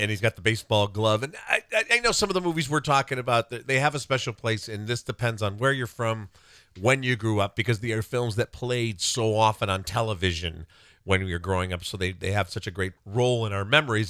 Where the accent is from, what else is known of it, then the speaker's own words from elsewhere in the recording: South Suburbs of Chicago, Illinois, United States; growing up in the South Suburbs of Chicago in the seventies